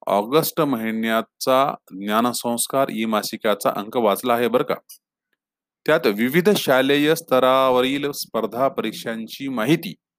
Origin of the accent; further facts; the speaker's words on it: Rui, Maharashtra, India; moved away as an adult; now in Pune, India; माझे जिल्हा परिषद प्राथमिक शाळा रुई तालुका हदगाव येथील दिवस